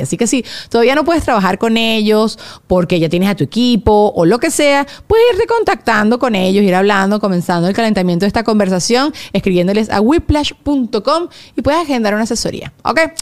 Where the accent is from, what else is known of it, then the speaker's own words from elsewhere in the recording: Venezuela; somos las tres venezolanas